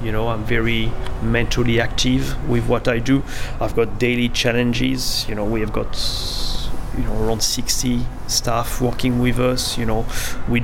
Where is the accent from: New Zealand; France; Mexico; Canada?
France; moved away as an adult; also born or lived in London / Sydney; now in Noosa, Australia; I come from France, lived in London, moved to Sydney, then that to a smaller town, Nusa.